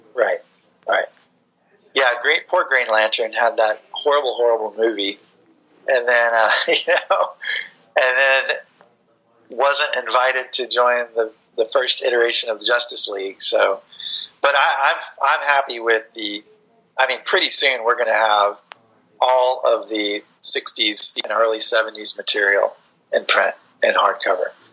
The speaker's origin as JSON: {"language": "English", "region": "Florida", "country": "United States", "tie": "born or raised there", "said": "I grew up in Florida"}